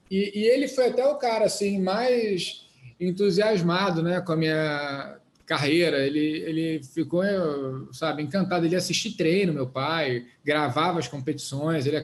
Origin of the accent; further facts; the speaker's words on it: Oxford, South East England, United Kingdom; born there; Na verdade, o, meu pai, eu nasci na Inglaterra, em Oxford, meu pai na época estava fazendo doutorado em física nuclear.